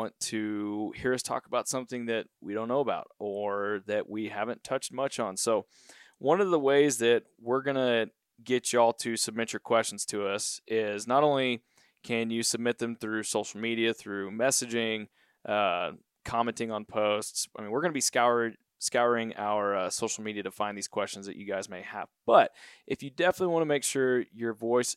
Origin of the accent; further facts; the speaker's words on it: Central Texas, United States; I'm from Central Texas